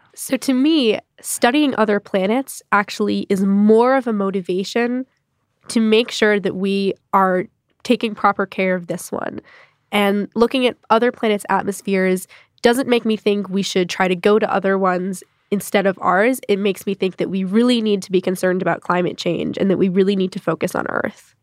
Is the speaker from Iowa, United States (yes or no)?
no; Greenfield, Massachusetts, United States; My hometown is pretty nice, Greenfield, Mass.